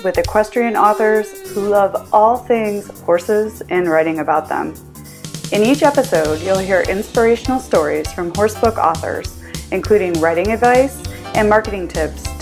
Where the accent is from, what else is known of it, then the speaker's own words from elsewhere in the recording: Midwest, United States; we're both from the Midwest